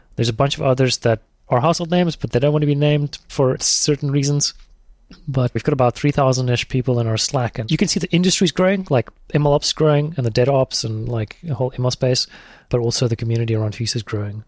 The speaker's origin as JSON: {"language": "English", "country": "South Africa", "also_born_or_lived": "Thailand", "moved": "as an adult", "said": "I'm South African"}